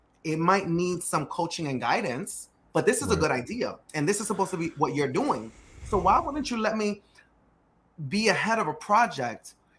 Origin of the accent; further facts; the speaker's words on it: New York City, New York, United States; Now, you and I are both Dominican. We're both from Dykeman, or we're both from uptown, right? We understand the culture.